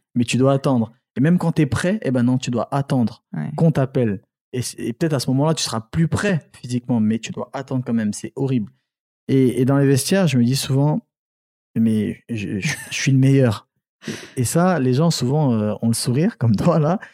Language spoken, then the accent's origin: French; Angoulême, Nouvelle-Aquitaine, France; also born or lived in Cameroon / Paris; c'est là où j'ai grandi à Angoulême, noir de, la période collège, lycée, etc. J'ai grandi à Angoulême